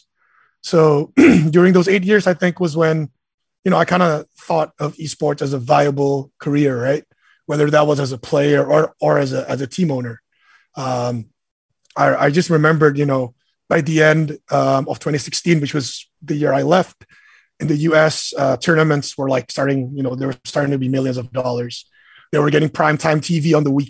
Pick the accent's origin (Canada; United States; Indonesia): Indonesia; I'm Indonesian. I was born in Indonesia.